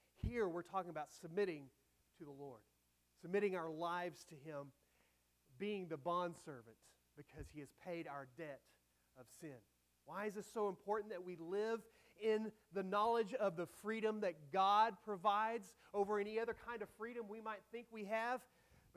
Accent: United States; I am an American citizen

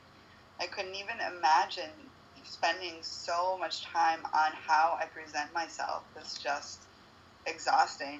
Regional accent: United States; now in Uruguay; being from the United States

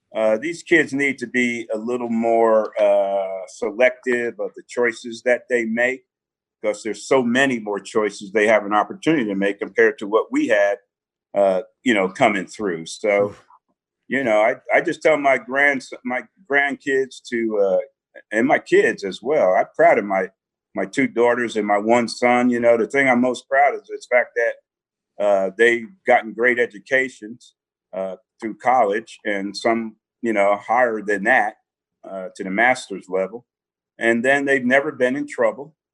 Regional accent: South River, New Jersey, United States; moved away; I was a kid growing up in New Jersey

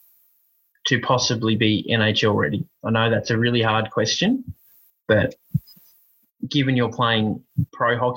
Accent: Australia; I'm Australian and they say our English isn't that good either

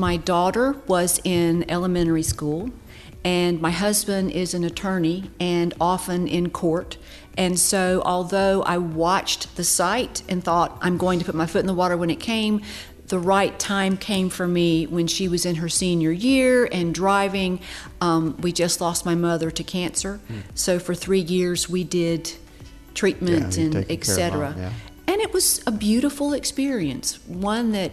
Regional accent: Albany, Georgia, United States; also born or lived in Mableton, Georgia; I grew up right in this area, graduated from Lee County High School

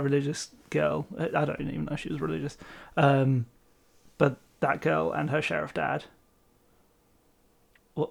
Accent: England, United Kingdom; I'm English.

